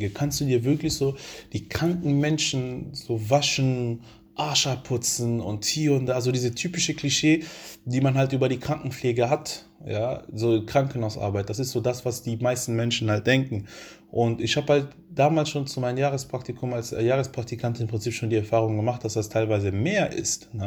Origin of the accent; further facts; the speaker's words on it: Italy; Ich bin halt Italienerin, vielleicht verstehe ich diesen Mann nicht, aber er bringt halt so ein paar Sätze vielleicht irgendwie raus, so aus meiner Kultur, aus meiner Sprache.